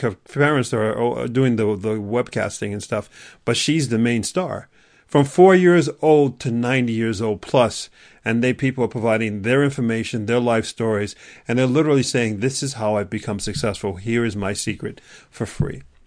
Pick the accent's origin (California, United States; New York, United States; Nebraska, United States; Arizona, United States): New York, United States; New York City; I grew up in New York City